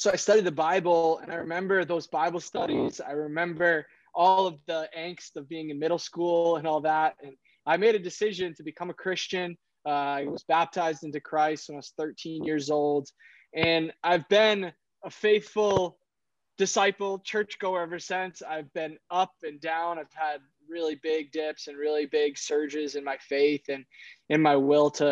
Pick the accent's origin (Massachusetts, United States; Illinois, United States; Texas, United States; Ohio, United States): Massachusetts, United States; Boston; moved away as an adult; now in Milan, Italy; I grew up in Boston